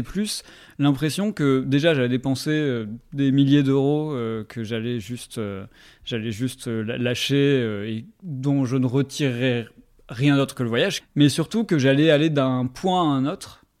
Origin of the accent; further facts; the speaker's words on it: Bordeaux, Nouvelle-Aquitaine, France; also born or lived in Paris; Je viens de Bordeaux, enfin, je viens globalement du sud-ouest de la France, on va dire.